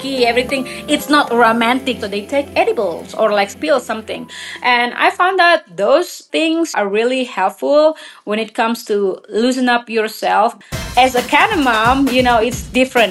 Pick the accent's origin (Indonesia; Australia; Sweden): Indonesia; now in Colorado, United States; I'm from Indonesia originally and live in Colorado.